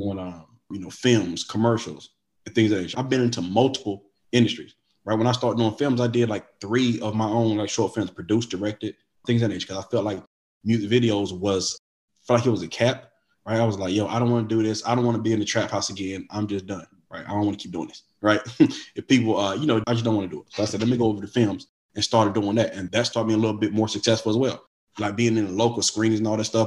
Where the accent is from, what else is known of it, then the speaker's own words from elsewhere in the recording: Wilson, United States; moved away as an adult; now in Atlanta, United States; I'm from Wilson. I moved to Atlanta, a whole different state, something I've never done before